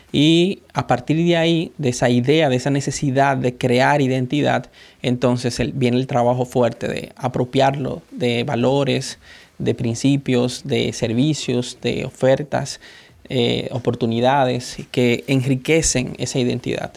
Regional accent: Dominican Republic; soy dominicano

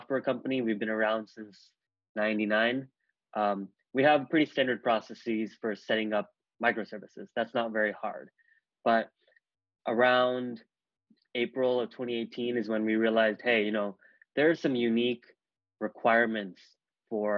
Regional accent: Bay Area, California, United States; I grew up in the Bay Area

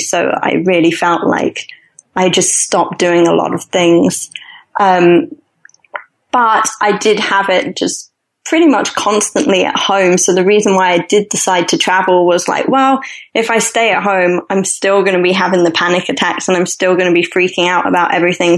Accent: London, United Kingdom; moved away; I'm originally from London

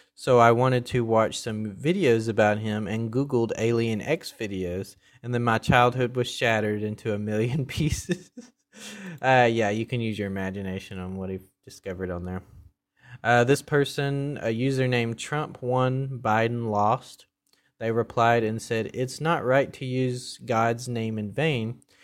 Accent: the South, United States; I grew up in the South

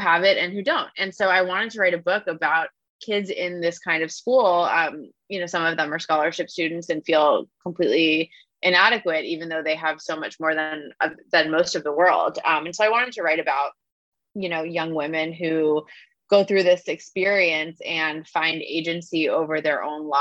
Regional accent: Long Island, New York, United States; also born or lived in Philadelphia, Pennsylvania; I went to a somewhat exclusive, Quaker prep school growing up on Long Island

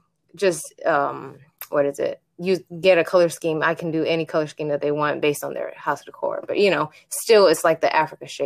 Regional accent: Japan; moved away; I grew up in Japan

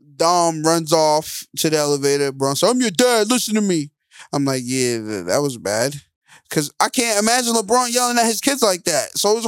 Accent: Jamaica; I'm really Jamaican, though.

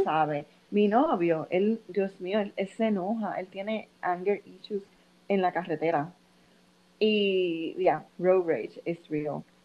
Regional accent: Puerto Rico; now in Massachusetts, United States; nosotros somos de Puerto Rico

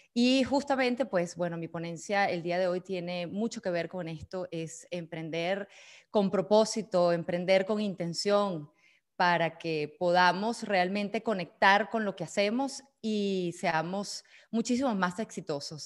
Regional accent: Venezuela; now in Switzerland; soy venezolana, llevo ya 18 años radicada en Suiza

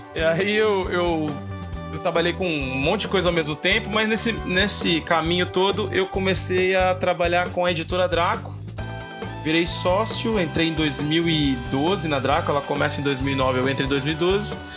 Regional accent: São Paulo, Brazil; also born or lived in São Bernardo do Campo; eu sou de São Mateus, aqui em São Paulo, é da periferia da Zona Leste.

